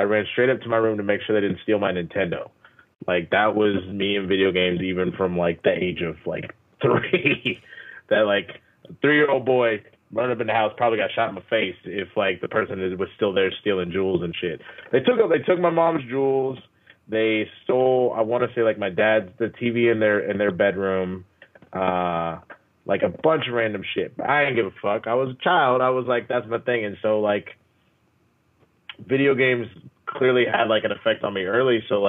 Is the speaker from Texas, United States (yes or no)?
yes; Dallas, Texas, United States; I grew up in Dallas.